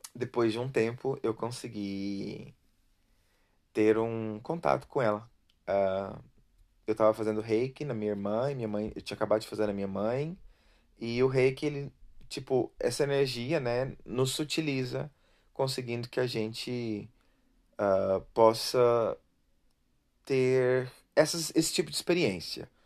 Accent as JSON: {"language": "Portuguese", "country": "Brazil", "tie": "born or raised there", "said": "eu vivi, nasci no Brasil"}